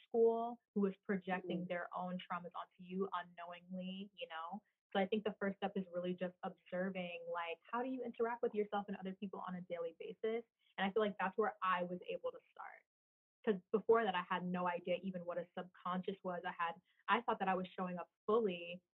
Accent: East Coast, United States; from the East Coast

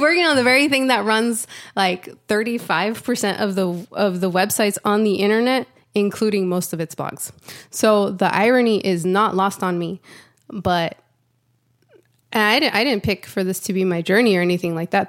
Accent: Santa Ana, California, United States; now in Austin, United States; I live in Austin, Texas, but I was born and raised in Santa Ana, California

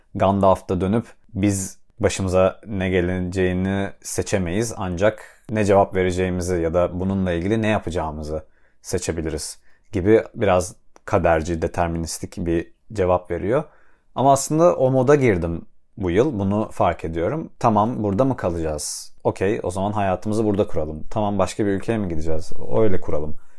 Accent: Adana, Turkey; moved away as an adult; also born or lived in Istanbul; now in Cambridge, United States; ailemin yanında, Adana'da, çocukluğumdaki odam benim odam

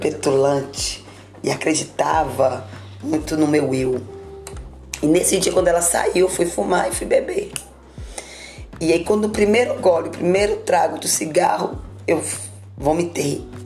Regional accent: Nanuque, Minas Gerais, Brazil; Na realidade, eu sou de Nanuque. Graças a Deus, nasci no lar evangélico

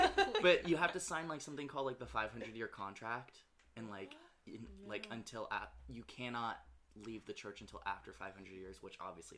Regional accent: California, United States; We were in, because I'm from NorCal, we were, like, in the Sierra Nevada mountains

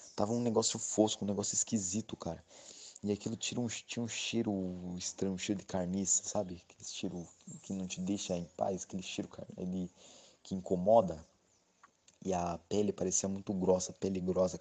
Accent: Registro, São Paulo, Brazil; eu sou da cidade de Registro, no Vale do Ribeira

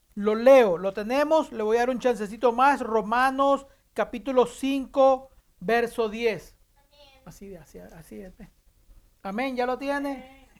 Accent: Nicaragua; yo como nicaragüense

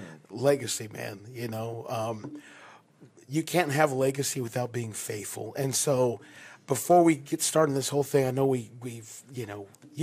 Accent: Las Vegas, Nevada, United States; also born or lived in Dallas, Texas; I grew up in Las Vegas. I was a really good heathen here in Las Vegas. I got radically saved.

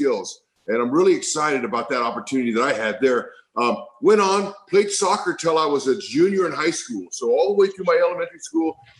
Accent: Fresno, California, United States; grow up in Central California, Central San Joaquin Valley, Fresno

